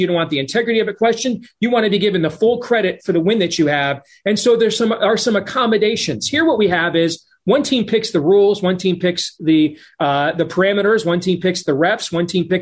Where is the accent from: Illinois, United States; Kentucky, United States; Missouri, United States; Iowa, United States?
Iowa, United States; in my home state of Iowa